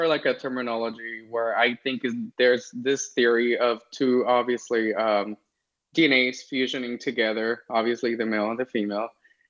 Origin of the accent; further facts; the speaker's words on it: Los Angeles, California, United States; also born or lived in Las Vegas, Nevada; I was born here in LA. I'm streaming from LA right now. And I grew up here in California. And then I happened to move to Las Vegas. And I spent my maybe 10 years there. And then I just came back in 2019